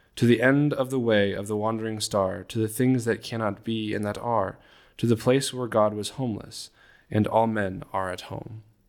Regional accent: California, United States; I'm originally from California.

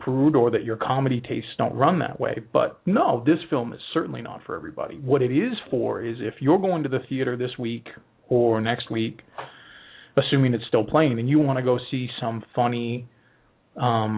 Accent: Maine, United States; I grew up in Maine

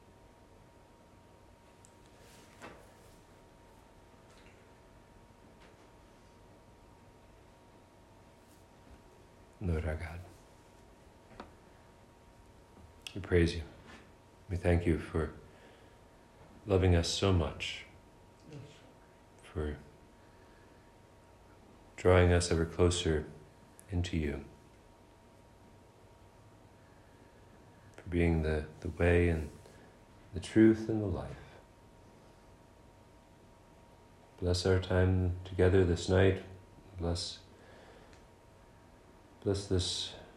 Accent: Crown Point, New York, United States; also born or lived in West Islip, Long Island, New York; now in Canton, United States; I was raised in Crown Point, New York.

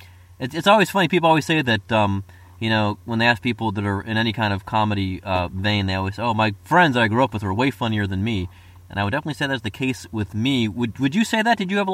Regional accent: Cincinnati, Ohio, United States; also born or lived in Pittsburgh / Cleveland; I'm from Cincinnati. Via Pittsburgh and Cleveland

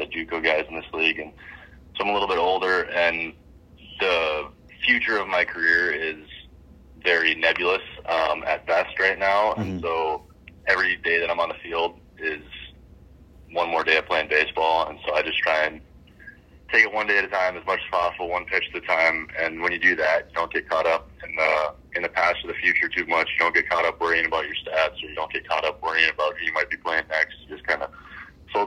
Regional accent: United States; growing up in the States

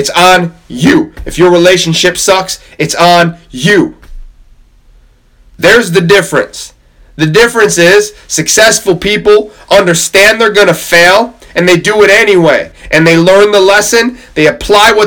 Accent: Camrose, New York, United States; I'm from Camrose in New York.

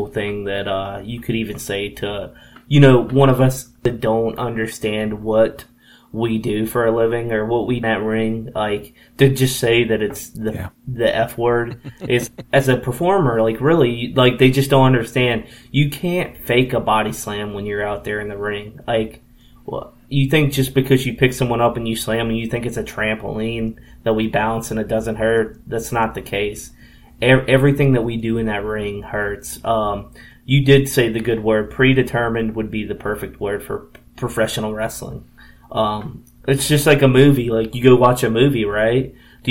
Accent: Harrisonburg, Virginia, United States; I grew up in Harrisonburg and I'm actually still here to this day.

